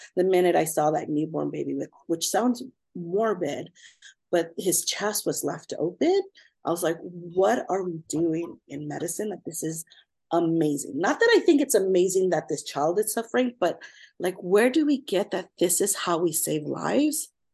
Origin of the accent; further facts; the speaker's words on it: Fillmore, California, United States; also born or lived in Los Angeles; I grew up in Southern California, really small town called Fillmore